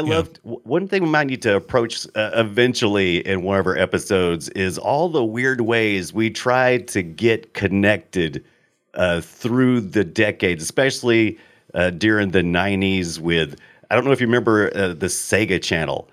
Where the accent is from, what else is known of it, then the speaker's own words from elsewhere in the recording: United States; I'm an American